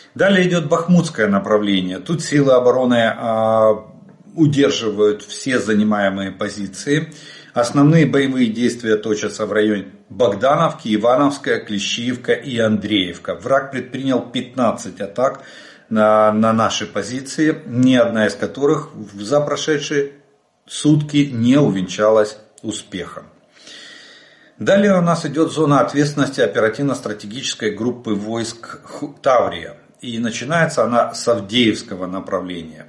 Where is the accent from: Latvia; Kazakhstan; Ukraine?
Ukraine; мы из Украины.